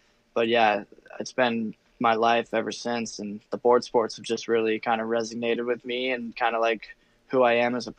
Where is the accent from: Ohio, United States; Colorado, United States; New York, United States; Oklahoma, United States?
Colorado, United States; Telluride; born and raised in Telluride, so started out there